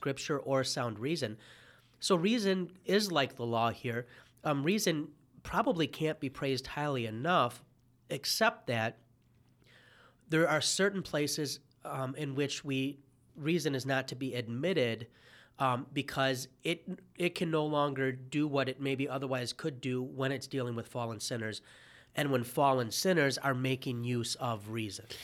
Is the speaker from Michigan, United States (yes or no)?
yes; Detroit, Michigan, United States; As a Detroiter